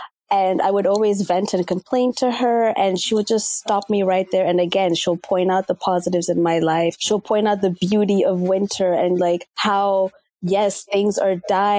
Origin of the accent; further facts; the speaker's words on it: Kenya; also born or lived in West Africa; That's the culture I embraced. I spoke the language French. I'm a Kenyan who speaks French, which is always really, and even just the whole West African vibe I embraced